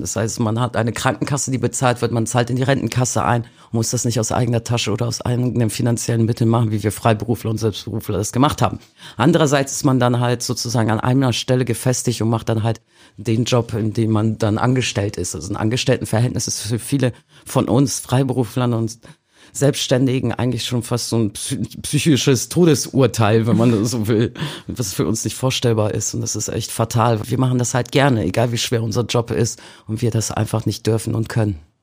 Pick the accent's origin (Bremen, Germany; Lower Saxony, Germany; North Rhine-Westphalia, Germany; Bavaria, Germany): Bremen, Germany; moved away as an adult; also born or lived in Poland (roots); now in Hamburg, Germany; in meiner Heimatstadt Bremen